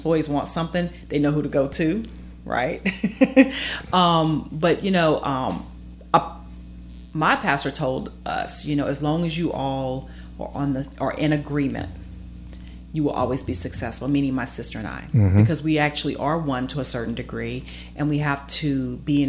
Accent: Baton Rouge, Louisiana, United States; also born or lived in Houston, Texas; we left Baton Rouge, went to Houston, trained at Baylor.

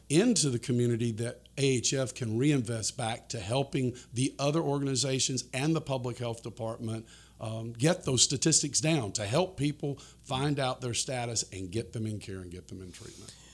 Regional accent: Florida, United States; my home state of Florida

